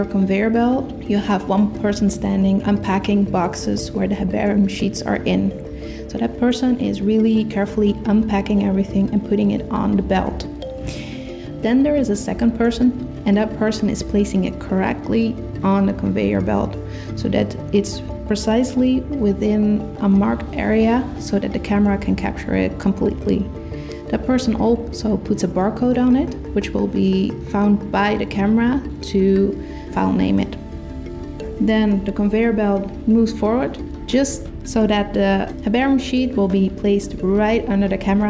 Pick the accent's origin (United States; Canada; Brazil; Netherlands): Netherlands; And I'm from the Netherlands.